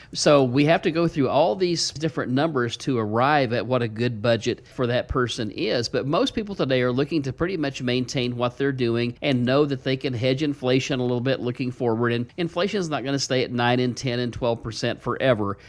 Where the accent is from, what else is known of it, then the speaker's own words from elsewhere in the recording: the Ozarks, United States; You can tell I'm from the Ozarks